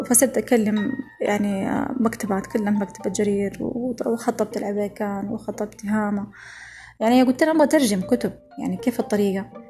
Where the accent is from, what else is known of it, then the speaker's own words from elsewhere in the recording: Saudi Arabia; also born or lived in Germany / Hamburg, Germany; أنا ما دخلت أي مدرسة ألمانية أنا دخلت فقط مدارس سعودية